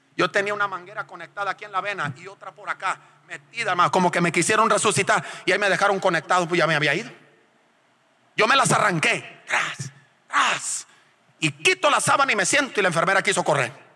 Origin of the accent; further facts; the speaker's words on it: Culiacán, Sinaloa, Mexico; moved away as an adult; also born or lived in La Paz; somos de Culiacán los dos